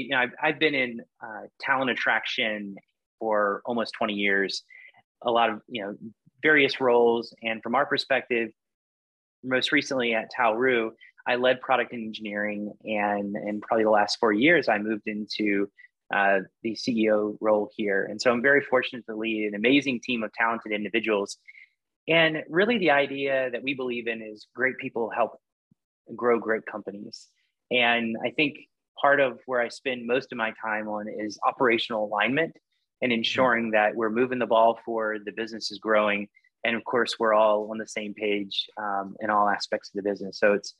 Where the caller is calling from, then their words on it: Austin, Texas, United States; also born or lived in Virginia; Calling from Austin, Texas.